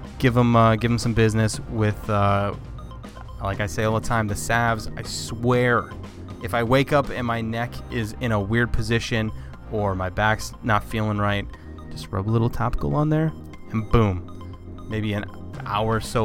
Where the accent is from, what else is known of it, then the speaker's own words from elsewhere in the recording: Ohio, United States; also born or lived in North Carolina / Seattle; I was born in North Carolina. My family, I was born on a military base down there. And then family moved to Ohio. I was here for a while. And then I moved to Seattle and lived there for about a year.